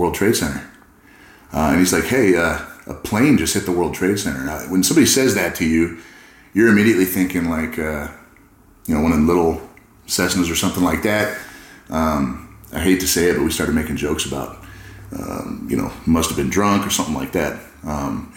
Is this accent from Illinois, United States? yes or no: no; California, United States; I grew up in California